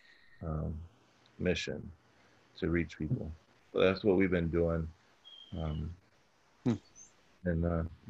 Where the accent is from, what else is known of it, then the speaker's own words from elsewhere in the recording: Chicago, Illinois, United States; I grew up in Chicago, and growing up, I kind of grew up in a rougher area of Chicago